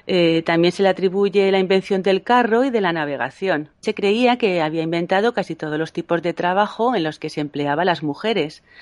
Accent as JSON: {"language": "Spanish", "town": "Madrid", "region": "Community of Madrid", "country": "Spain", "said": "perdona, pero soy de Madrid"}